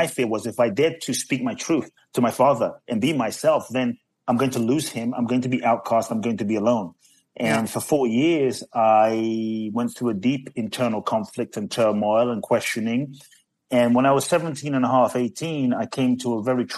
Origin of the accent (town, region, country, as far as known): London, United Kingdom; born or raised there; also born or lived in Ghana; now in United States